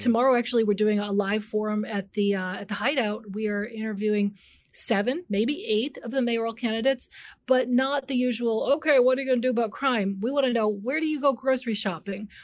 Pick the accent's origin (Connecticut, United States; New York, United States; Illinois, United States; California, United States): Illinois, United States; Chicago; I grew up in the North Park area, so it's a really sleepy area, sort of known for maybe W T D W or Northeastern Illinois University